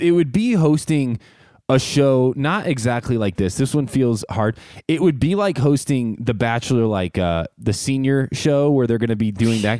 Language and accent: English; Midwest, United States; I grew up with a family who owned a fish fry business. And so we grew up frying fish around the Midwest for a living every weekend